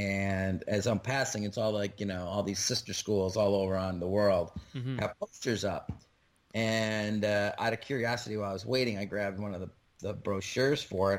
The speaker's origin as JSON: {"language": "English", "town": "Rochester", "region": "New York", "country": "United States", "tie": "born or raised there", "also_born_or_lived": "Dayton, Ohio", "moved": "as an adult", "lives_now": "New Jersey, United States", "said": "Yeah, so I was born in Rochester. I lived there till I was, like, till I turned 18, and then I was gone out of there."}